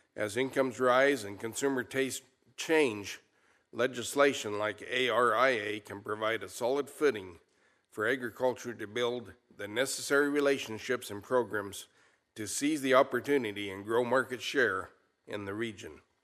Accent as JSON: {"language": "English", "town": "Molina", "region": "Colorado", "country": "United States", "said": "I'm a rancher from Molina, Colorado. Ours is a fourth generation mountain ranch"}